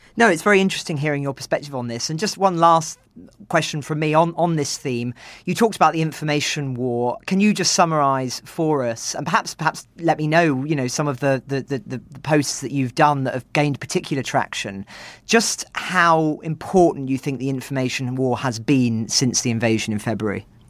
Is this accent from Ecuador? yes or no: no; United Kingdom; as a British person